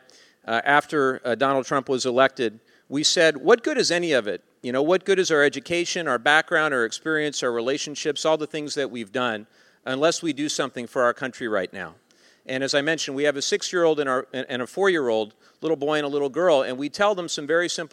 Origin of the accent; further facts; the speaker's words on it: Southern California, United States; growing up in Southern California